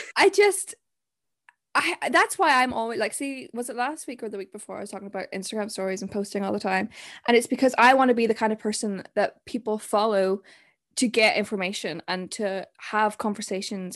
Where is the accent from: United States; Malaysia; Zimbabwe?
Zimbabwe; I'm from Zim, and there's so much going on there